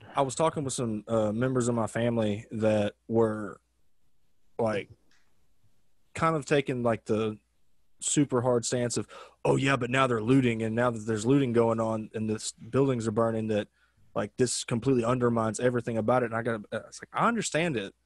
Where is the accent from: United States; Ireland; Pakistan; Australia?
United States; Arkansas; now in Los Angeles, United States; growing up in Arkansas